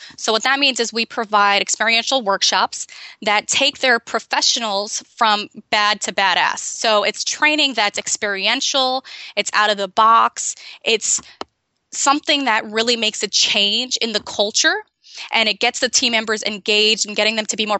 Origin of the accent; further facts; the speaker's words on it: Amazon, Brazil; born there; Yeah, I was born in Brazil in the Amazon. And growing up, I moved 18 times before I was 18.